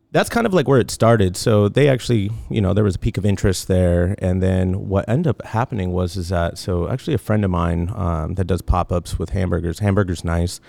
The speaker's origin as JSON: {"language": "English", "town": "Tucson", "region": "Arizona", "country": "United States", "also_born_or_lived": "Los Angeles, California / Long Beach, California", "moved": "as an adult", "lives_now": "California, United States", "said": "I'm originally from Tucson, Arizona. I moved out here to California about, I don't know, uh, little over ten years. I moved out here when I was nineteen"}